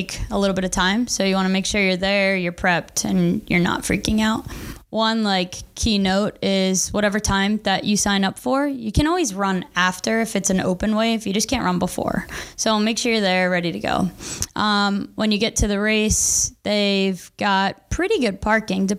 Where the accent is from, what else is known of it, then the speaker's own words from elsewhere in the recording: Maryland, United States; moved away; I'm from Maryland